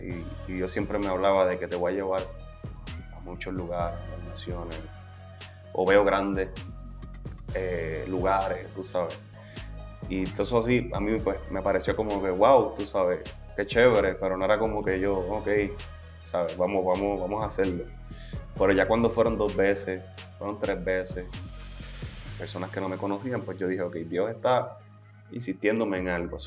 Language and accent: Spanish; Las Piedras, Puerto Rico; jugaba baloncesto en el equipo de Las Piedras, que es el pueblo de donde yo vengo